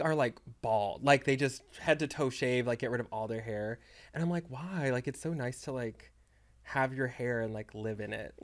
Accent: Texas, United States; moved away; I'm from Texas

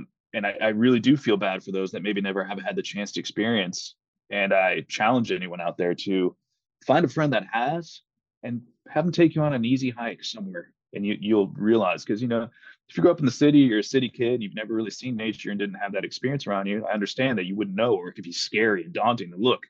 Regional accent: Panama City, Florida, United States; I grew up in Panama City, Florida, where we were stationed at Tyndall Air Force Base.

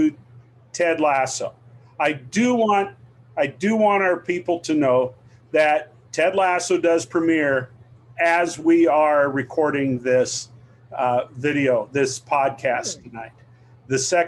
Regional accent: Iowa, United States; my home state of Iowa

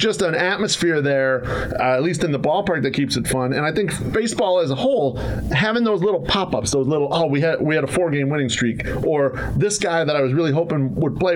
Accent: Chicago, Illinois, United States; We grew up in Bridgeport

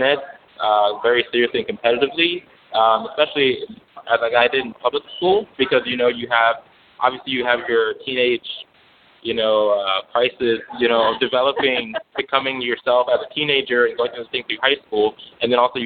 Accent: Greensboro, North Carolina, United States; moved away as an adult; also born or lived in Louisville, Kentucky; I grew up in Greensboro, North Carolina

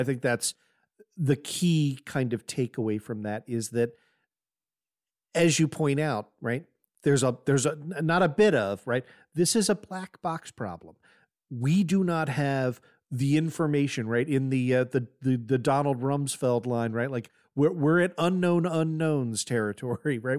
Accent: United States; as an American since nine eleven

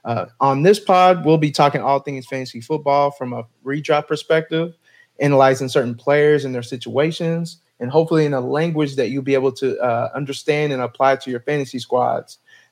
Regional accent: Dallas, Texas, United States; I'm born and raised in Dallas, Texas, so you already know I'm a Cowboys fan.

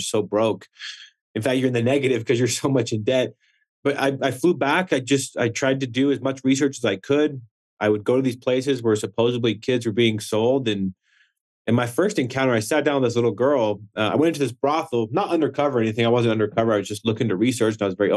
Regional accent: Wyoming, United States; growing up in Wyoming

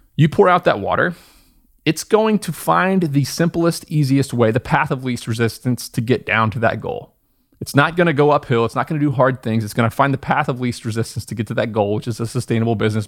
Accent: Southern Indiana, United States; moved away as an adult; also born or lived in upstate New York; I was born in Southern Indiana, went to school in upstate New York

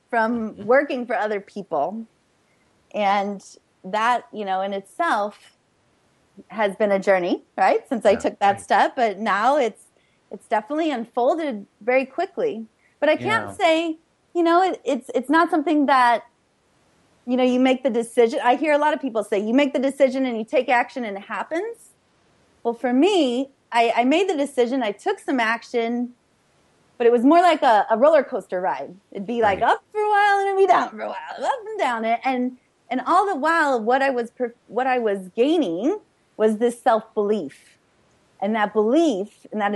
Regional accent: St. Louis, Missouri, United States; moved away as an adult; also born or lived in Chicago; I was born and raised in St. Louis, Missouri

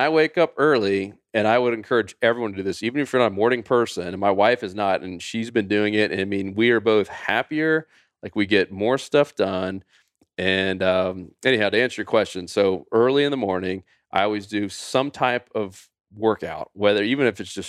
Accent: Winter Haven, Florida, United States; we grew up bass fishing in Winter Haven, Florida

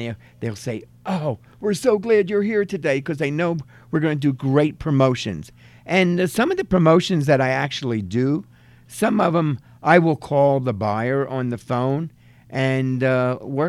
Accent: Reading, Pennsylvania, United States; moved away as an adult; also born or lived in Hazleton, Pennsylvania; now in Pottsville, United States; I'm from Reading

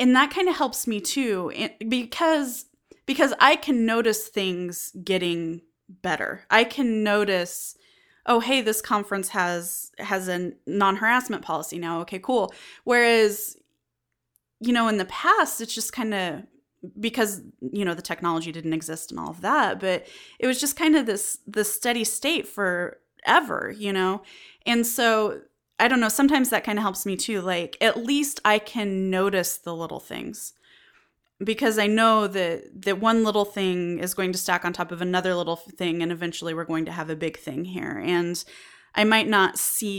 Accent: Western United States, United States; I grew up in the Western United States. There's not a lot of diversity where I'm from.

